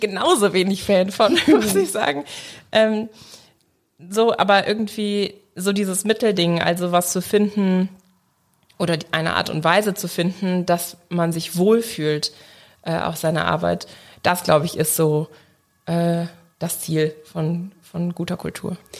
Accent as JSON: {"language": "German", "town": "Leverkusen", "region": "North Rhine-Westphalia", "country": "Germany", "said": "Ich komme aus Leverkusen"}